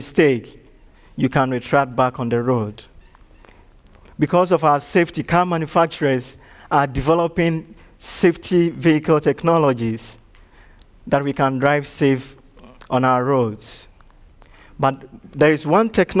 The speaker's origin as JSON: {"language": "English", "region": "Ashanti", "country": "Ghana", "second_language": "English", "moved": "yes", "lives_now": "Chattanooga, United States", "said": "in my home country, I come from one of the dominant tribes, the Ashanti tribe"}